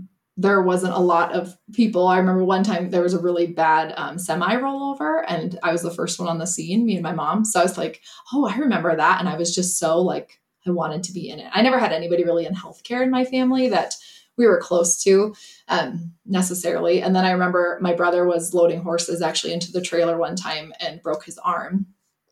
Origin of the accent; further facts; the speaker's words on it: Northeast South Dakota, United States; now in Nebraska, United States; I actually grew up in a very small town of 400 people in Northeast South Dakota. So I'm a Midwest girl through and through